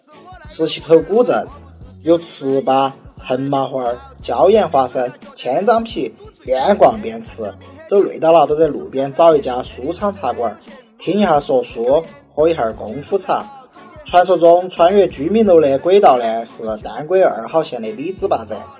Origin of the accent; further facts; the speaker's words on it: Chongqing, China; 我来自八地魔幻城市重庆，它又被称为山城、雾都。